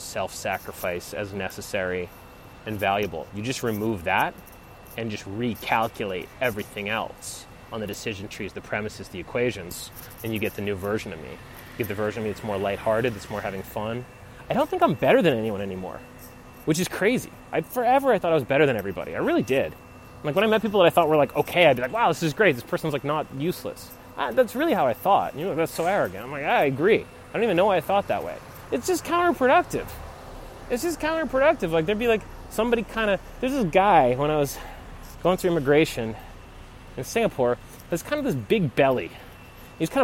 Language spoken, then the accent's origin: English; United States; I'm American